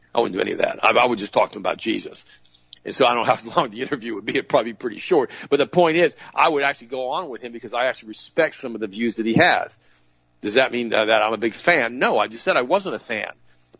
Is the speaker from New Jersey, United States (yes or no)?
yes; New Jersey, United States; My home state, New Jersey, is the fourth.